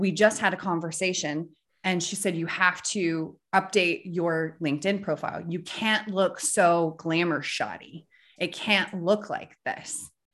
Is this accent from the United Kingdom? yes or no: no; North Central Missouri, United States; So we grew up in North Central Missouri.